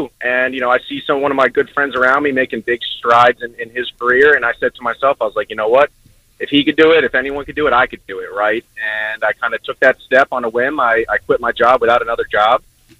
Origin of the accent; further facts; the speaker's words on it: New York, United States; now in Orlando, United States; I'm from New York, but I live down here now.